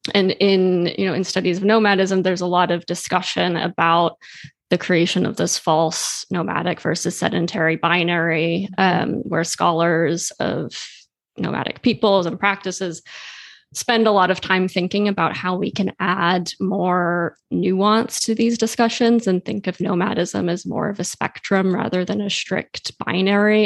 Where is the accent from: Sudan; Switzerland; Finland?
Switzerland; I grew up in Switzerland